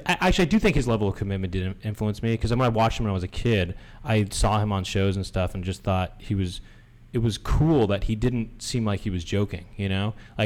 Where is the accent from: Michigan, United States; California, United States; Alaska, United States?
California, United States; Los Angeles; growing up in Los Angeles